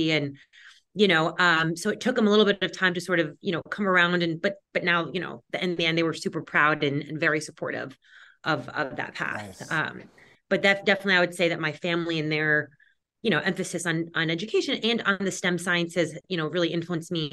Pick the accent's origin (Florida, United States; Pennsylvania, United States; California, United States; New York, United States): New York, United States; Westchester; where I grew up in Westchester, New York.